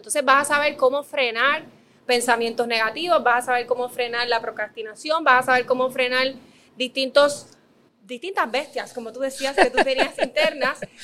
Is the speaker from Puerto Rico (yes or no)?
yes; Dorado, Puerto Rico; yo soy de Dorado